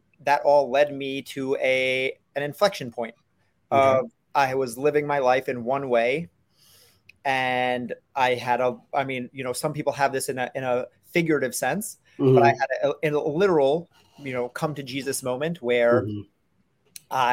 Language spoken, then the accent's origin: English; New York City, New York, United States; I grew up in New York City